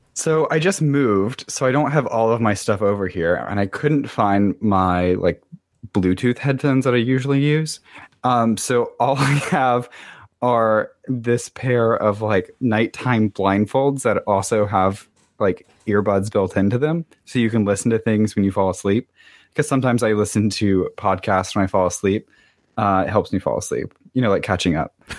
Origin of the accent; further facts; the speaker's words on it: the South, United States; also born or lived in Miami; now in Washington, D.C., United States; I grew up in the South